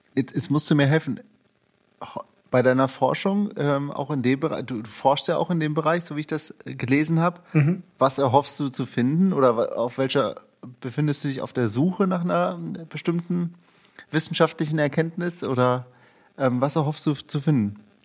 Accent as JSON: {"language": "German", "town": "Cologne", "region": "North Rhine-Westphalia", "country": "Germany", "said": "Köln, wo ich herkomme"}